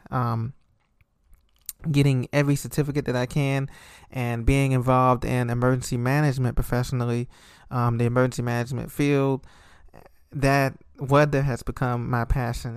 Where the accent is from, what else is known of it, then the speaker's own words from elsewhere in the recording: Orlando, Florida, United States; that's where I grew up in Orlando and in Florida